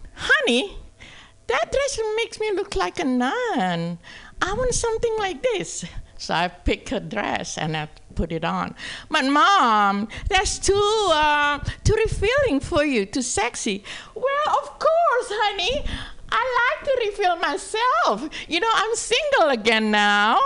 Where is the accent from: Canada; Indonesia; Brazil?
Indonesia; English is a second language; moved away as an adult; also born or lived in San Francisco; now in Sacramento, United States; I'm from Indonesia